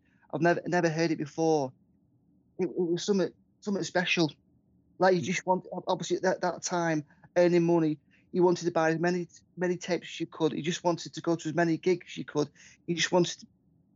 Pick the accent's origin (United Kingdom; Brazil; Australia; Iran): United Kingdom; Southport, North West England; moved away as an adult; also born or lived in Preston; now in Abbey Village, United Kingdom; originally I was born in Southport in Lancashire, Southport in Merseyside. And I moved up to Preston in 1988